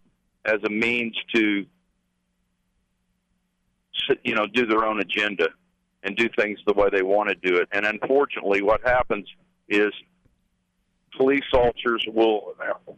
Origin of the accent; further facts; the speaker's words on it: southern Indiana, United States; my hometown, which is in southern Indiana